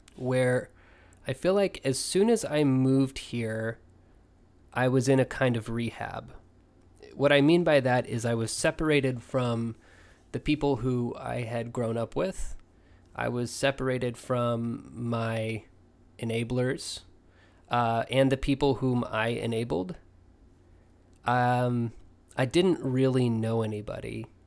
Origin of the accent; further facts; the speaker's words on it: Oklahoma, United States; moved away as an adult; also born or lived in El Paso; now in Oregon, United States; I had been in Oklahoma since the sixth grade with just a kind of brief detour to El Paso for a year